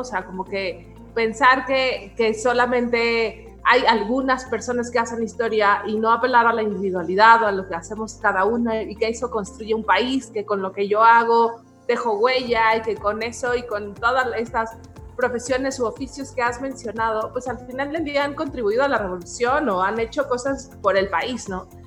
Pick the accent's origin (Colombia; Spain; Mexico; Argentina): Mexico; nuestra identidad mexicana